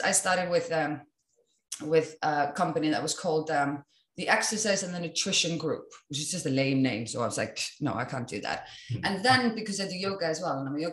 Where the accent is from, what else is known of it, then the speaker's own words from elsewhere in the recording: Iceland; I come from Iceland